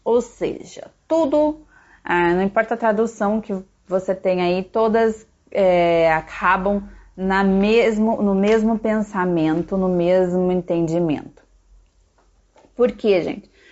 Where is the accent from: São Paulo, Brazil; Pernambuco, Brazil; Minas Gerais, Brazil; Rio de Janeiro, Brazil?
São Paulo, Brazil; Piracicaba; eu sou brasileira, então a minha cidadania é brasileira, né? Nasci numa cidade chamada Piracicaba, que está dentro do país chamado Brasil.